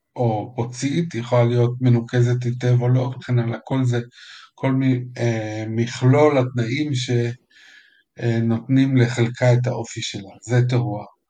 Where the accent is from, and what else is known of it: Israel